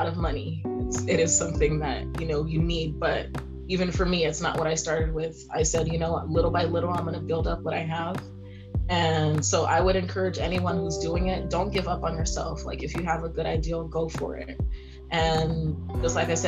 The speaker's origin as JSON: {"language": "English", "region": "California", "country": "United States", "tie": "born or raised there", "also_born_or_lived": "Haiti / Ivory Coast", "moved": "yes", "lives_now": "Seattle, United States", "said": "I was born in California, but my mom is originally from Haiti, the island, and then my dad is originally from Ivory Coast"}